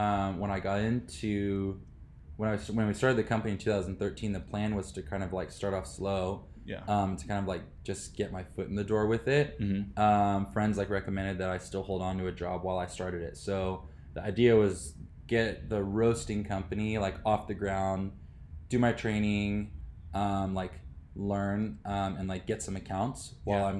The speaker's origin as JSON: {"language": "English", "town": "Riverside", "region": "California", "country": "United States", "tie": "born or raised there", "also_born_or_lived": "China", "said": "So I grew up in Riverside. My parents moved out here when I was 10 years old. So I'm a Riverside guy, went through the school system here"}